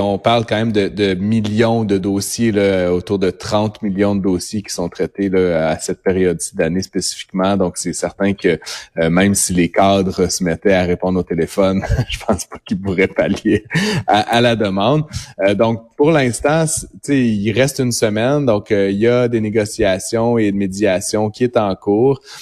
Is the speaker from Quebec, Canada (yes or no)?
no; Ottawa, Ontario, Canada; je suis originaire d'Ottawa